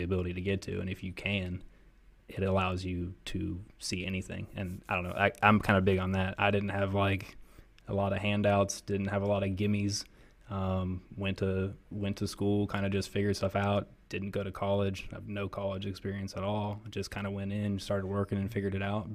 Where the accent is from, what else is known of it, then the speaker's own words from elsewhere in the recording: Columbus, Ohio, United States; moved away as an adult; I'm from Columbus, Ohio. I'm thirty-three, so I lived there for thirty-one years